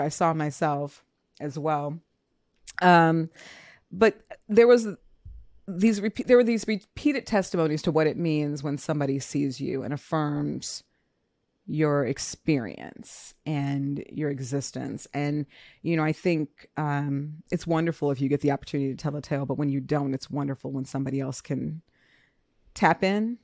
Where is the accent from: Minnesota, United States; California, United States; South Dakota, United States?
Minnesota, United States; I was born in Minnesota